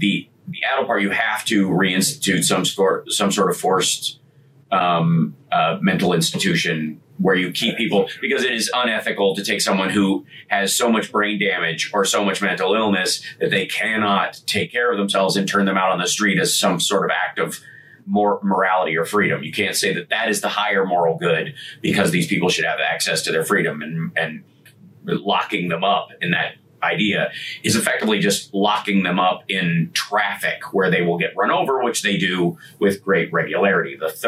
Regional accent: Kentucky, United States; And since I grew up in Kentucky, there were a lot of those kids.

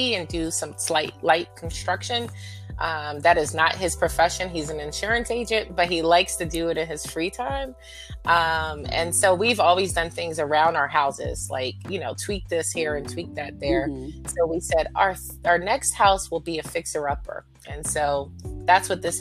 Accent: Fayetteville, North Carolina, United States; now in Philadelphia, United States; I grew up in Fayetteville, North Carolina.

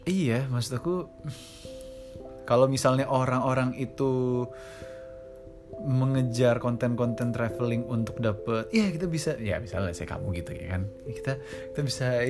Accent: Bali, Indonesia; accent: Balinese; aku anak Bali

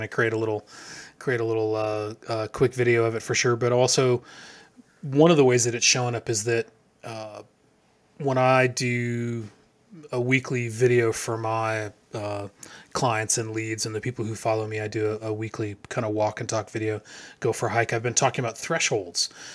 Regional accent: Arizona, United States; moved away; I grew up in Arizona

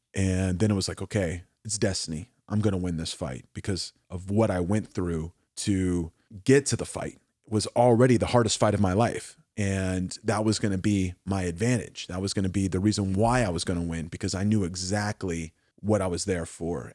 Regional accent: Oklahoma, United States; I'm from Oklahoma

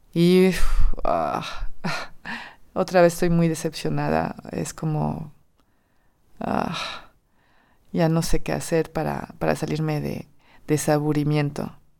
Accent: France; Spanish is a second language; moved away as an adult; Soy francesa

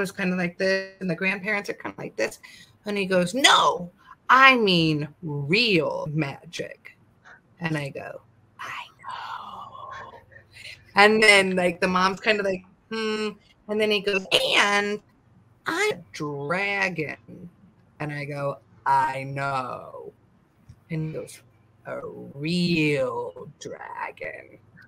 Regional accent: California, United States; I grew up in California, so we have a different type of plant medicine

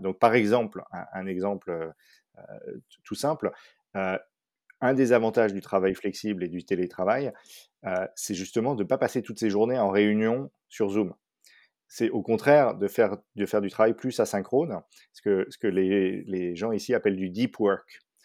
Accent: Paris, Île-de-France, France; moved away as an adult; also born or lived in Dallas, Texas; j'ai grandi surtout à Paris

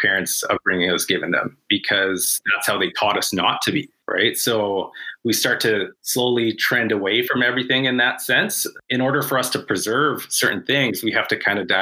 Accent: Canada; As a Canadian-born Filipino

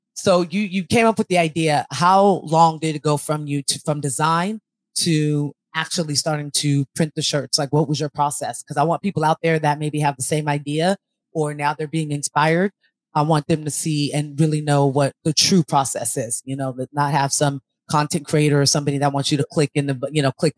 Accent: Elk Grove, California, United States; also born or lived in San Francisco Bay Area; I was born here, have all my family out there, but was moved back here at 9. So I say I grew up in Elk Grove

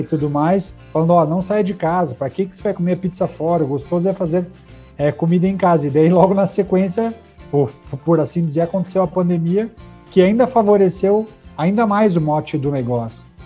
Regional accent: Brazil; sou brasileiro

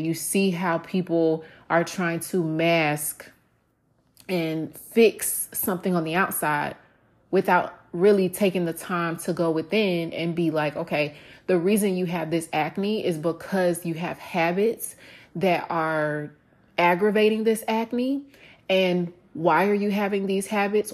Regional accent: the South, United States; moved away; me growing up in the South

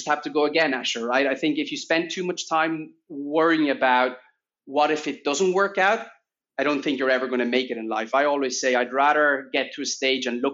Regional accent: Italy; moved away; also born or lived in Barcelona; I'm Italian born. I grew up in Italy. In my home, my parents' home, we still speak Italian

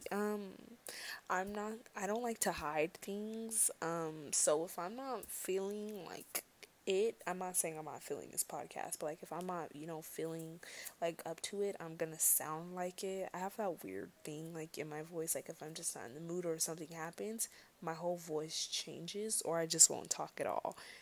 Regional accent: United States; as an American

